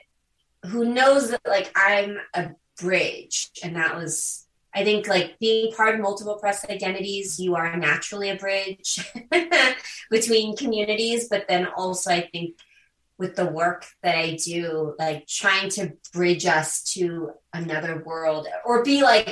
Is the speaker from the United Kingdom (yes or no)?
no; U.S. Virgin Islands; also born or lived in South Korea; I'm an adoptee from Korea. And so I was adopted as a baby. And I was adopted to the island of St. Croix in the U.S. Virgin Islands in the Caribbean.